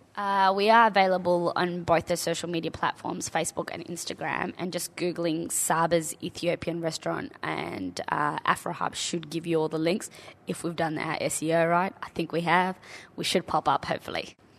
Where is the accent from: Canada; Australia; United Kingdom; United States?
Australia; as a young child growing up in Australia